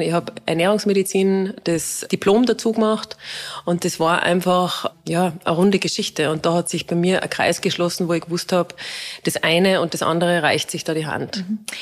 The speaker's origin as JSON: {"language": "German", "town": "Innsbruck", "region": "Tyrol", "country": "Austria", "also_born_or_lived": "Salzburg", "moved": "as an adult", "said": "ich bin ursprünglich aus Innsbruck, ja. bin dann nach Salzburg gekommen"}